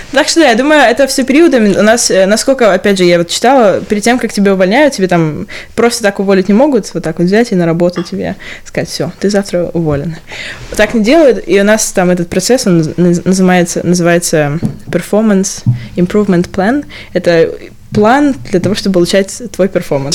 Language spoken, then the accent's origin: Russian; Stavropol, Stavropol Krai, Russia; accent: Stavropol; also born or lived in Moscow; now in London, United Kingdom; Есть у меня ставропольский акцент в русском?